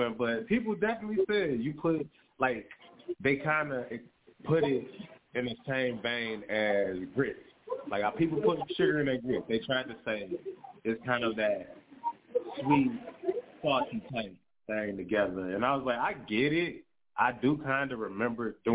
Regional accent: Detroit, Michigan, United States; I'm from Detroit

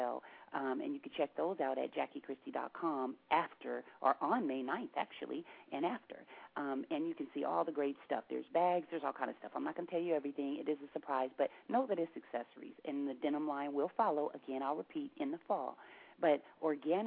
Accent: Seattle, Washington, United States

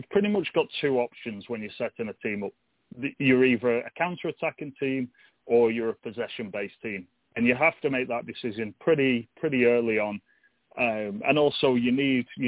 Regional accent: England, United Kingdom; now in United States; I'm English, and that's obviously where my roots are

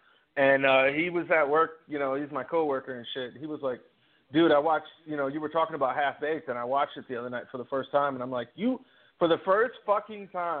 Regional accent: Virginia, United States; I grew up in Virginia

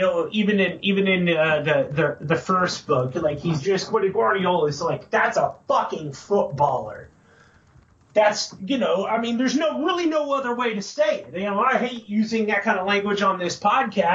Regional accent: United States; We're American

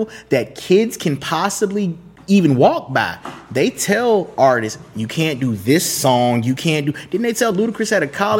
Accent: Broward County, South Florida, United States; also born or lived in Miami, Florida; Growing up in South Florida, I was born in Miami. I grew up in Broward County

